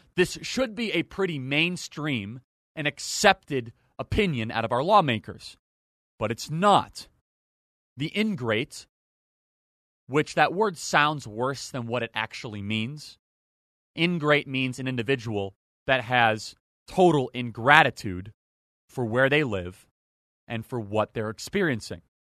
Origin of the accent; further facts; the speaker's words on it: Northern Illinois, United States; I grew up in Northern Illinois.